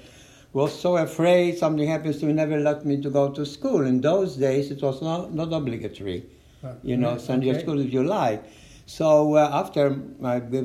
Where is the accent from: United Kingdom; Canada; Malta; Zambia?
Malta; now in DeLand, United States; I was born in Malta